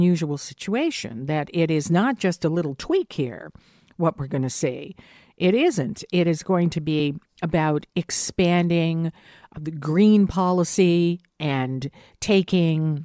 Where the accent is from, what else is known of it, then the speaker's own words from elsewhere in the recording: Hamilton, Ontario, Canada; And now it's a big cheers to Hamtown, my hometown.